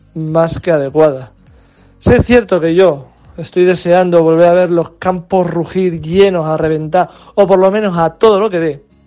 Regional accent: Spain; como buenos españoles

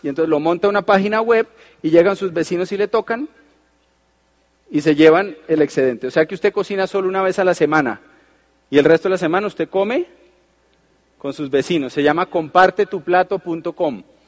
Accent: Colombia; uno como es colombiano

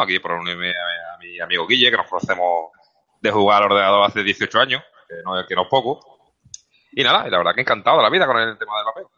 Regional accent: Seville, Andalusia, Spain; yo soy sevillano y hablo muy rápido

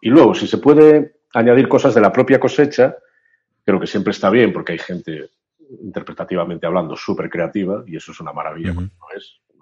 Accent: Galicia, Spain; soy de Galicia y he vivido también mucho, muy en contacto con la frontera con Portugal

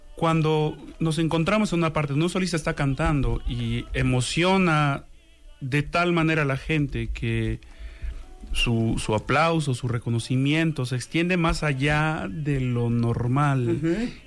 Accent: Xalapa, Veracruz, Mexico; yo soy originario de Jalapa, Veracruz

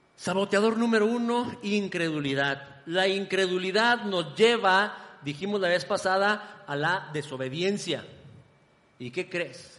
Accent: Ciudad Juárez, Chihuahua, Mexico; moved away as an adult; now in Guadalajara, Mexico; de mi ciudad natal, Ciudad Juárez

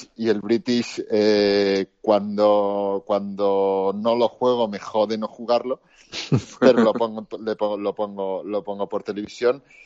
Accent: Spain; salimos de España

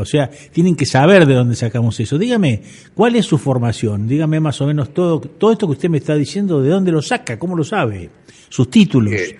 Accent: Necochea, Buenos Aires Province, Argentina; moved away as an adult; also born or lived in La Plata; yo cuando me fui de acá de Necochea

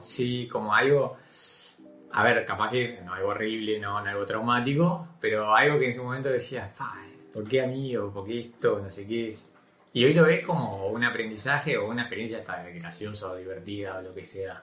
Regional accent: Uruguay; se nos educó con una visión de país modelo

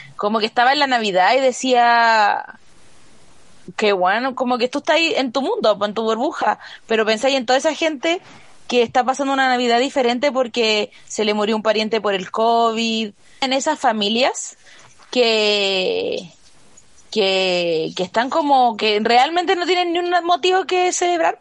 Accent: Chile; yo soy chilena

